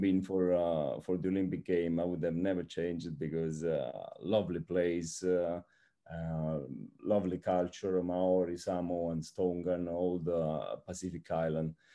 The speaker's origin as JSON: {"language": "English", "town": "Naples", "region": "Campania", "country": "Italy", "also_born_or_lived": "Rome, Italy / Formia, Italy", "moved": "as an adult", "lives_now": "Brazil", "said": "I am Italian and, um, so I come from Naples"}